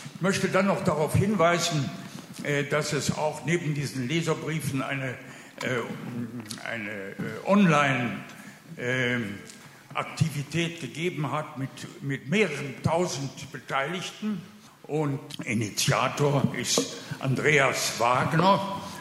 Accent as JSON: {"language": "German", "town": "Düsseldorf", "region": "North Rhine-Westphalia", "country": "Germany", "said": "als Düsseldorfer Bürger"}